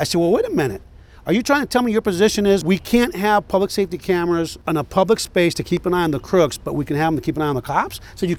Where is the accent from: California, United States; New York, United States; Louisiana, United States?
California, United States; Los Angeles; I'm from Los Angeles.